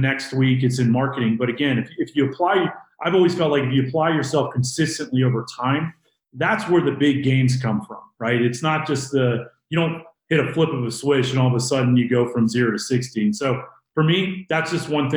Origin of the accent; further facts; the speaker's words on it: Virginia, United States; now in Denver, United States; I'm from Denver, Colorado, originally from the East Coast in Virginia